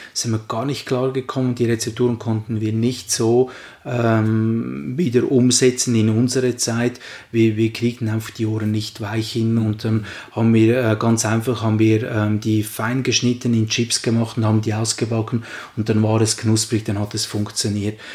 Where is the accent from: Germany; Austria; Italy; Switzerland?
Switzerland; bei uns in der Schweiz